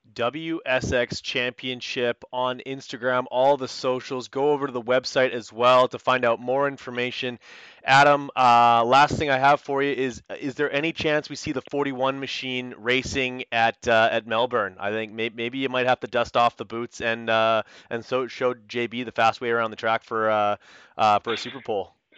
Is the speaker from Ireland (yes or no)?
no; Canada; I'm Canadian